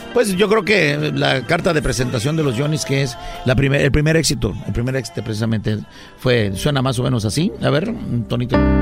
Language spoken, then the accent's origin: Spanish; San Luis de la Loma, Guerrero, Mexico; also born or lived in Acapulco; un pueblo que se llama San Luis, San Luis de la Loma, del estado de Guerrero, en la Costa Grande.